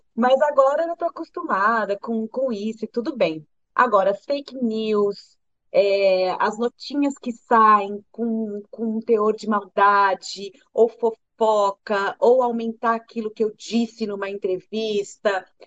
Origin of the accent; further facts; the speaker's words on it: Brazil; eu sou brasileira